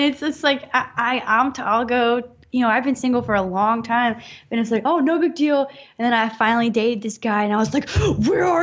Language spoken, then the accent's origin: English; the South, United States; it completely changed my changed my life pretty much because I'm from the South, and there's a lot of repression there